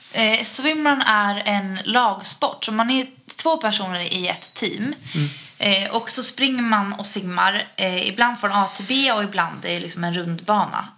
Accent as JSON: {"language": "Swedish", "town": "Utö", "region": "Stockholm County", "country": "Sweden", "said": "hemma på Utö"}